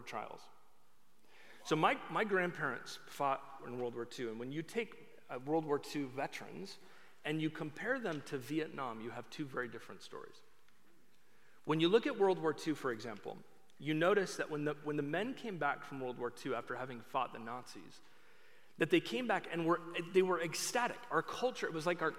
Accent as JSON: {"language": "English", "region": "Oregon", "country": "United States", "said": "I am from Oregon."}